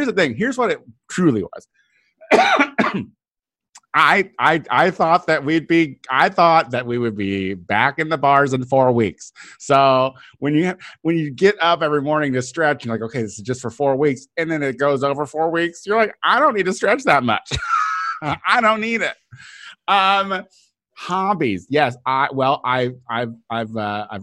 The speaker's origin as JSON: {"language": "English", "region": "Illinois", "country": "United States", "tie": "born or raised there", "said": "I'm from Illinois"}